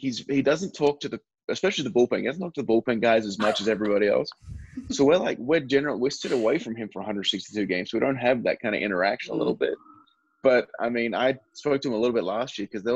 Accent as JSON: {"language": "English", "town": "Perth", "region": "Western Australia", "country": "Australia", "tie": "born or raised there", "said": "a kid from my hometown called Daniel Ricciardo"}